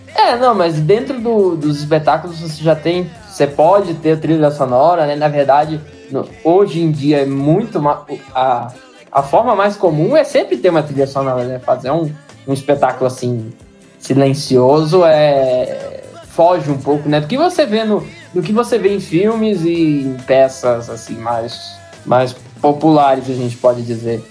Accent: Brasília, Federal District, Brazil; sou brasiliense

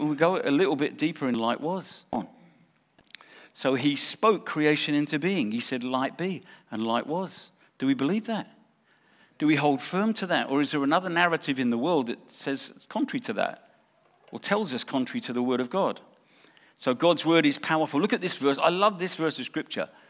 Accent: England, United Kingdom; moved away; also born or lived in South Africa; we lived in South Africa, we're English, we went to South Africa, got, got saved and came here.

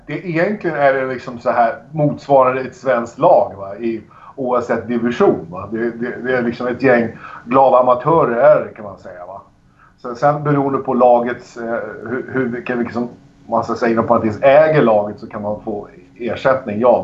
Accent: Sweden; hemma i Sverige

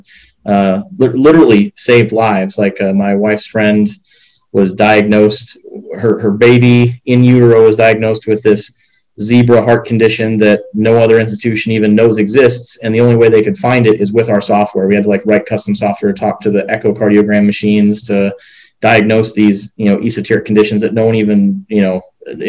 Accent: Rochester, Minnesota, United States; moved away; I grew up in Rochester, Minnesota

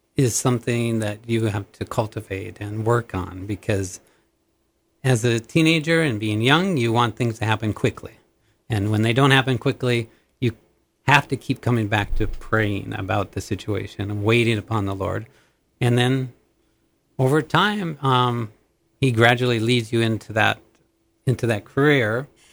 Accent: Minnesota, United States; moved away as an adult; also born or lived in Montana; thirty miles from my hometown, there was actually a telephone training two-year course

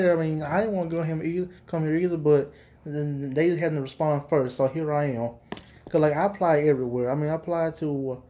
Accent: Dumas, Arkansas, United States; I'm from Dumas

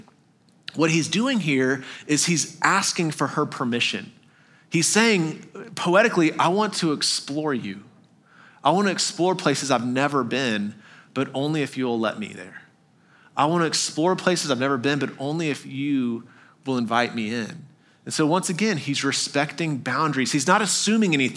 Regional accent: Texas, United States; also born or lived in Arkansas; now in Tennessee, United States; I grew up in Texas, a lot of deer around

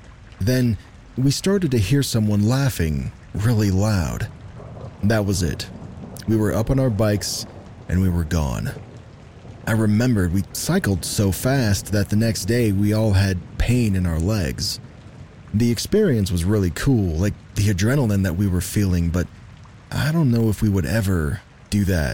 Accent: New York, United States; I grew up in New York, about 2 hours north of New York City. It was a small town off of a state highway.

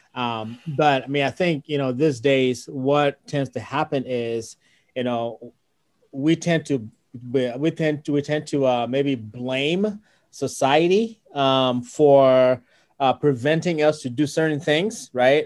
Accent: Ghana; moved away; being original from Ghana and you know growing up in Ghana

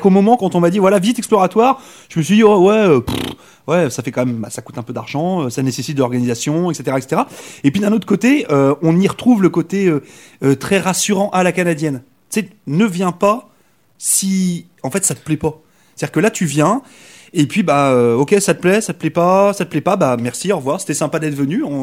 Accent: France; accent: French; moi, avec mon accent de France, des fois, voilà, j'ai des réflexions en me disant «Eh tu parles trop vite, ou on ne te comprend pas

